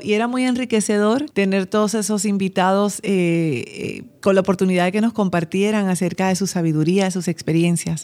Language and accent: Spanish; Bayamón, Puerto Rico; yo soy de Puerto Rico y nací en un pueblo que se llama Bayamón y allí prácticamente nací en la iglesia